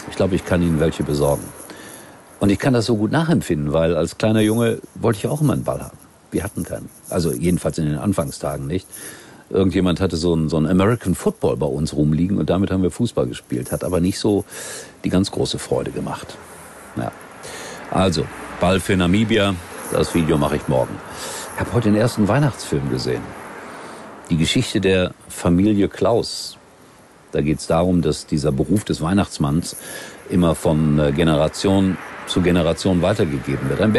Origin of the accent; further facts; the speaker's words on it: Duisburg, North Rhine-Westphalia, Germany; Ich komme aus Duisburg.